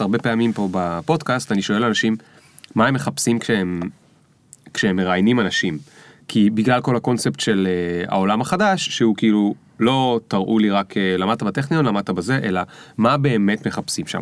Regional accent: the Krayot, Haifa District, Israel; אני גדלתי שם

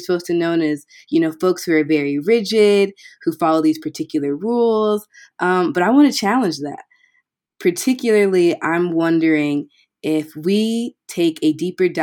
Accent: Seattle, Washington, United States; now in Chicago, United States; I am from Seattle, Washington, but coming to you live from the Chicago area

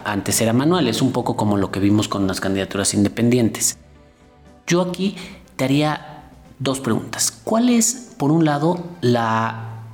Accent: Mexico; Nuestros partidos son, son estables

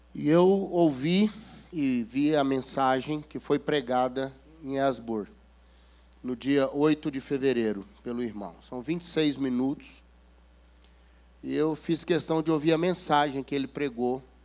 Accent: Minas Gerais, Brazil; accent: mineirês; Eu venho lá das Minas Gerais e ontem já me falaram que eu usei termos aqui que vocês não conhecem. Né? O mineirês é muito difícil

